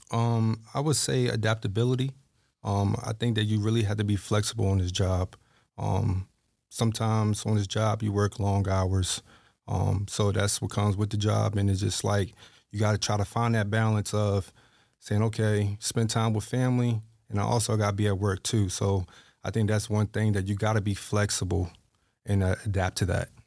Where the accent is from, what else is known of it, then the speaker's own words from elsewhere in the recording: Halifax, Virginia, United States; I'm from Halifax, Virginia